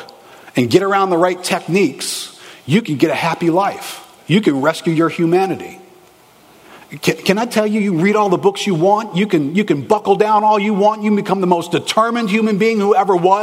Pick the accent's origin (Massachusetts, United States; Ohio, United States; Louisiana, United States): Louisiana, United States; New Orleans; I grew up here in New Orleans with a family that was Catholic